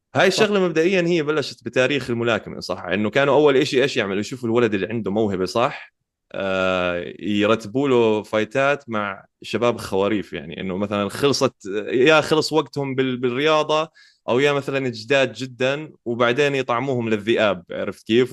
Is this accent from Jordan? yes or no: yes; Jordan; عندنا بالأردن